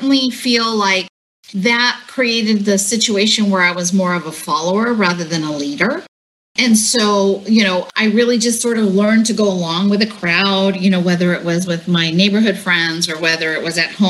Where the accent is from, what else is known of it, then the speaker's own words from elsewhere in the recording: Santa Ana, California, United States; I was born here in Orange County, specifically in Santa Ana